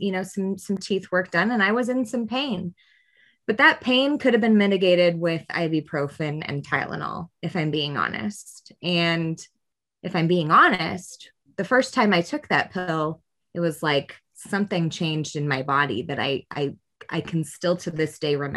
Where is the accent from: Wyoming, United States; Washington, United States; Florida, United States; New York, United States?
Washington, United States; Spokane County; I grew up in Spokane County, and I grew up as an at-risk